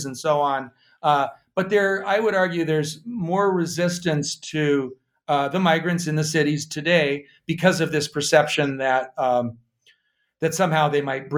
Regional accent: Missoula, Montana, United States; moved away; I am now back in actually my hometown of Missoula, Montana

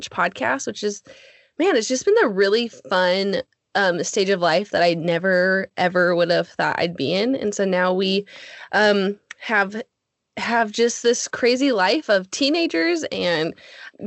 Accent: Alaska, United States; moved away as an adult; now in Texas, United States; Jesse and I grew up in Alaska and then we moved to Texas about 8 years ago

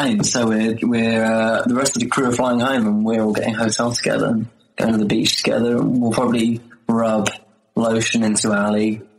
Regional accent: Brighton, South East England, United Kingdom; born there; Yes. Yes, we are. We were born here.

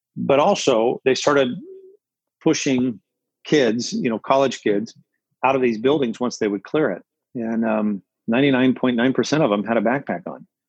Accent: United States; moved away as an adult; also born or lived in Fullerton, California; I'm a kid from the desert town that when I left to go to Cal State Fullerton, there was more students enrolled at Cal State Fullerton than there was population in my hometown

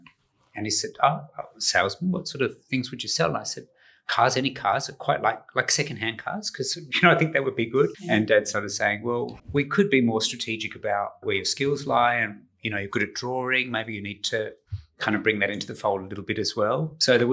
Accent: country Western Australia, Australia; also born or lived in New Zealand; moved to Western Australia when I was 2 years old. And so I grew up in the country in WA.

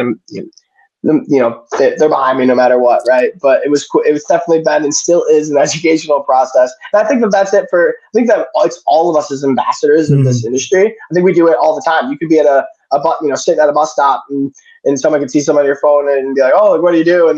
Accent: Syracuse, New York, United States; Growing up in Syracuse, I grew up in Syracuse.

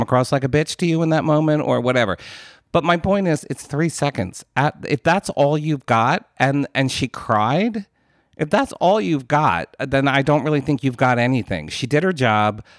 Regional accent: United States; as an American

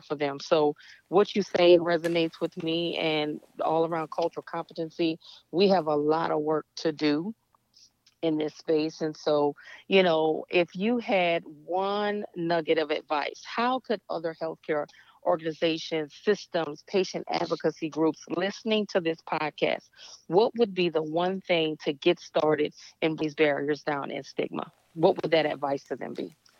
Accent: Louisiana, United States; I am from the deep South, Louisiana

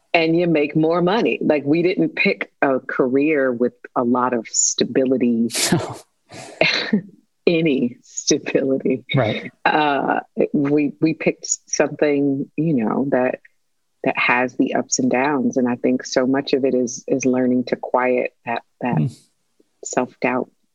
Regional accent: Detroit, Michigan, United States; I'm from Detroit

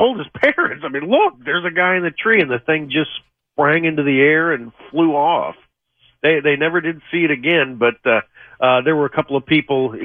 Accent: Missouri, United States; my home state

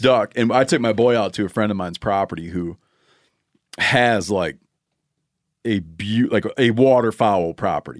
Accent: Michigan, United States; moved away; my home state of Michigan

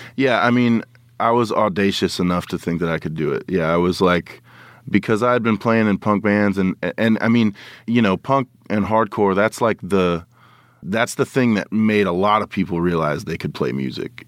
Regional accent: Oklahoma, United States; I'm from Oklahoma

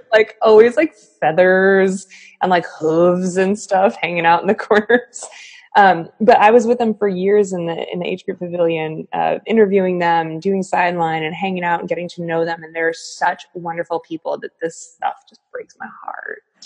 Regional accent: Boston, Massachusetts, United States; growing up in Boston

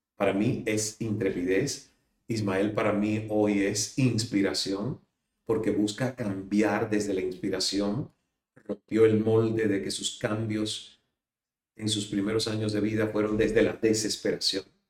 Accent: Cuba; now in Miami, United States; salir de Cuba

